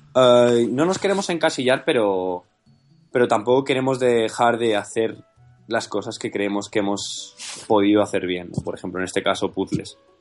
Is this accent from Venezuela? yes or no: no; Madrid, Community of Madrid, Spain; somos de Madrid